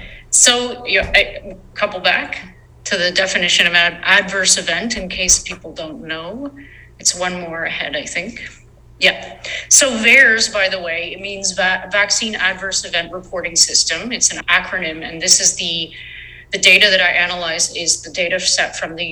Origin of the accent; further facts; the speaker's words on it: Canada; I'm from Canada